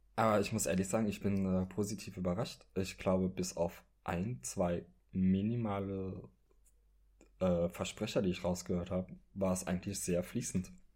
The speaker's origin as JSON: {"language": "German", "town": "Trier", "region": "Rhineland-Palatinate", "country": "Germany", "moved": "yes", "lives_now": "Berlin, Germany", "said": "ich komme ursprünglich aus Trier. Das ist in Rheinland-Pfalz"}